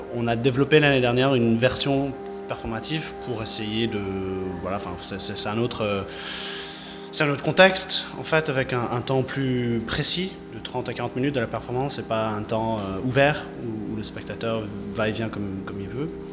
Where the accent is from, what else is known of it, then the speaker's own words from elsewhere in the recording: California, United States; also born or lived in Lyon / Berlin; now in Spain; je suis californien d'origine, j'habite en Europe depuis un moment